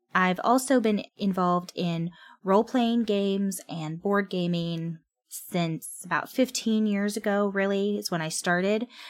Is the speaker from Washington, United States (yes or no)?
no; California, United States; I'm from California. I've lived here all my life